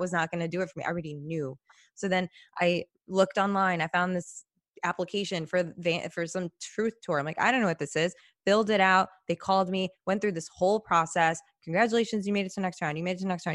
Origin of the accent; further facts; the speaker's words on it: Chicago, Illinois, United States; I'm from Chicago, by the way, originally born